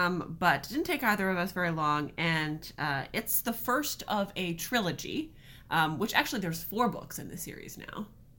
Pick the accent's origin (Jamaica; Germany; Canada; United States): Canada; And we are a couple from Canada who loves to read.